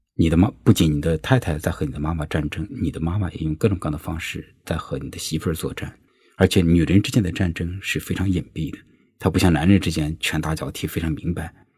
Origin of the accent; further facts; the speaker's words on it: rural Hebei, China; 至少到我们河北农村里啊，到我们的老家农村里头